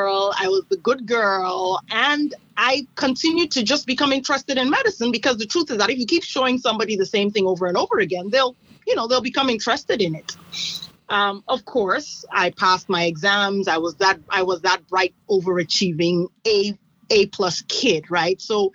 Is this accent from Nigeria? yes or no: yes; Nigeria; moved away as an adult; I come from Nigeria, and I grew up in Nigeria, went to medical school in Nigeria